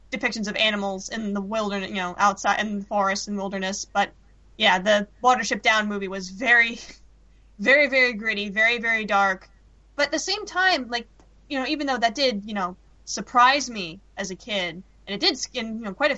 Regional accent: London, United Kingdom; when I was growing up in London.

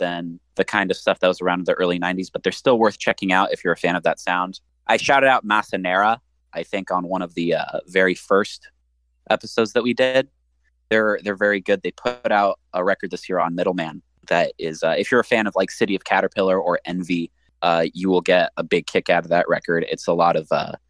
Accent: Midwest, United States; accent: Midwestern; I'm, like, actively suppressing my Midwestern accent

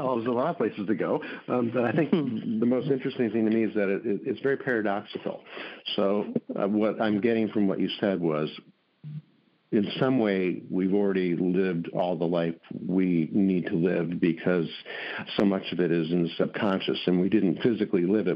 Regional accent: Milwaukee, Wisconsin, United States; When I grew up in Milwaukee, Wisconsin

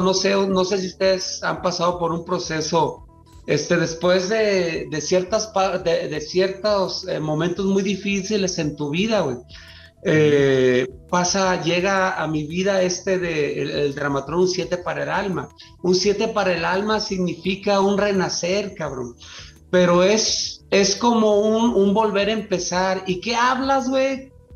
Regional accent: Mazatlán, Sinaloa, Mexico; yo que soy de Mazatlán

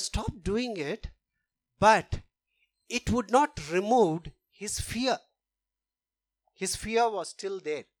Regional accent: India; moved away; we come from India, so we are very familiar with caste system

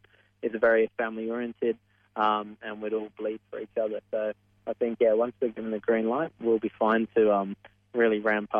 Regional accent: Australia; That's kind of a trademark of being Australian.

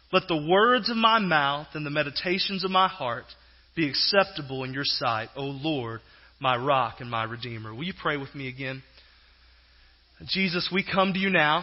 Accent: Southeast Texas, United States; moved away as an adult; I grew up in Southeast Texas and actually spent several years there pastoring

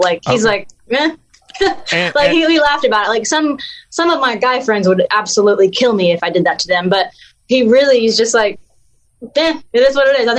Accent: the South, United States; So my accent is not as strong as it used to be. I put peanuts in my Coke. That's pretty Southern. I'm Southern. I mean, people meet me and they're like, you're definitely Southern.

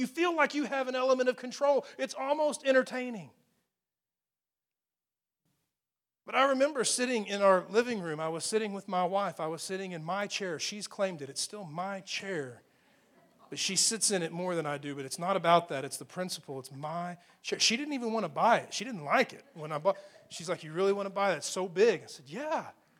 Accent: Amarillo, Texas, United States; I grew up in Amarillo, Texas, so it's on the edge of Tornado Alley, you know.

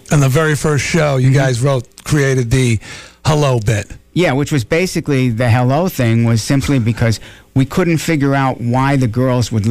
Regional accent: Bronx, New York, United States; And um, I was from the Bronx, and Michael was from Long Island.

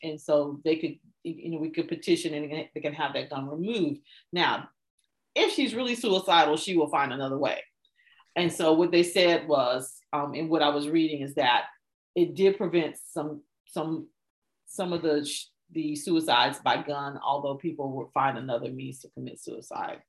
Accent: United States

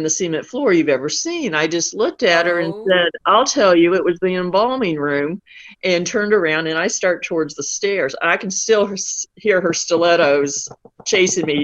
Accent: Southwest Missouri, United States; I grew up on a farm in Southwest Missouri

